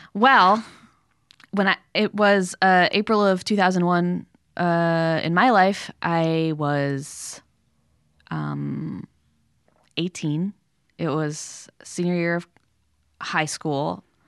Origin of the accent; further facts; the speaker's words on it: Connecticut, United States; moved away; the town I grew up in was very, very beautiful and lovely and a great public school